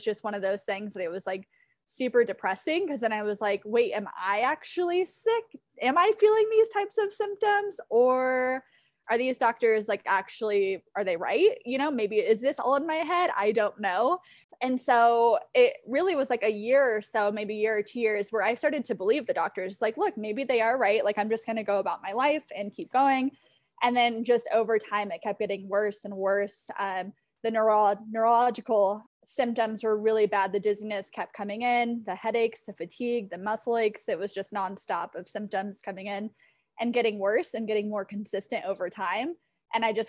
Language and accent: English; Southern California, United States; moved away as an adult; now in Denver, United States; I decided to move out of Southern California, which is near and dear to my heart and my hometown and my family and my friends, and packed up and moved to Denver, Colorado